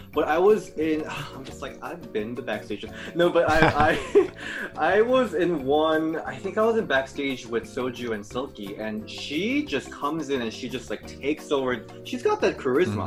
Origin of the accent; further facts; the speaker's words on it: South Korea; English is a second language; now in Chicago, United States; I'm from Korea, and how I learned English is li- literally from watching pro wrestling.